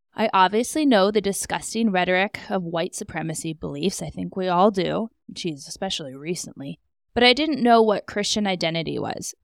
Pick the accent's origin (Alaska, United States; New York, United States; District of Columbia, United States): Alaska, United States; moved away as an adult; I am from Alaska